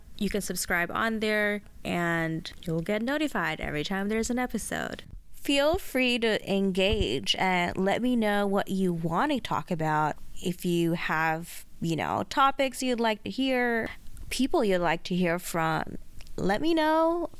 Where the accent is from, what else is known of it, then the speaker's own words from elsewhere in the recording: Saudi Arabia; also born or lived in Malaysia; now in Australia; I was born in Saudi Arabia, where I lived a lot of my childhood at, spent some time in Malaysia, and finally found myself in Australia.